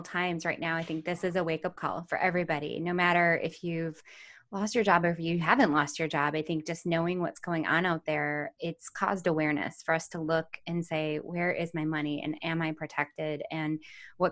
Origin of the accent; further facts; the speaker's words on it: Midwest, United States; now in San Diego, United States; I grew up in the Midwest